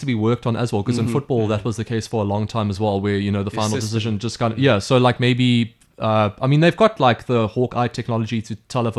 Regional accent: South Africa; as a South African

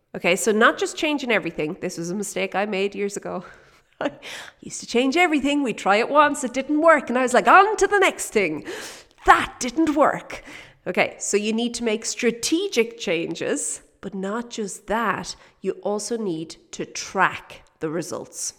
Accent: Kildare, Leinster, Ireland; moved away as an adult; now in South Africa; we're from Kildare

